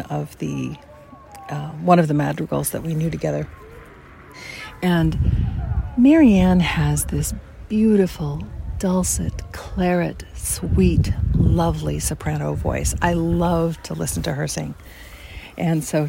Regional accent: Los Angeles, California, United States; moved away as an adult; I grew up in Los Angeles

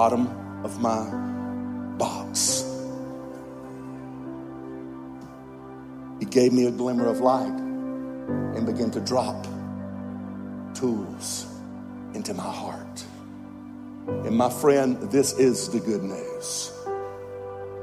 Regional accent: Georgia, United States; I was raised in North America. I was just a little old southern boy from a little town in Georgia.

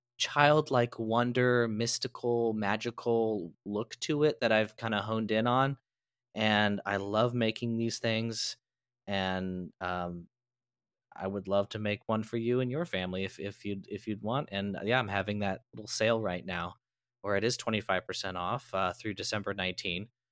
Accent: Midwest, United States; moved away as an adult; now in California, United States; I grew up in the Midwest

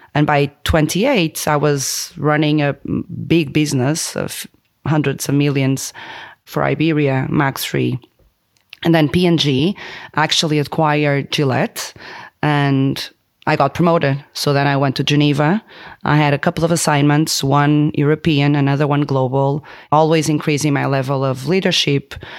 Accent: Porto, Norte, Portugal; moved away as an adult; also born or lived in Denmark; I was born in Porto

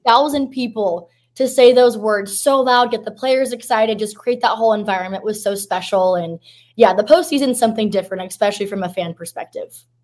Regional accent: Southern California, United States; now in Texas, United States; I'm actually from Southern California, so I grew up an Angels fan

